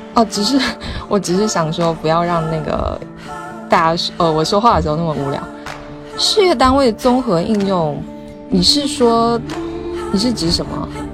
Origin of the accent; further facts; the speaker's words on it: Fujian, China; now in Xiamen, China; 我是福建人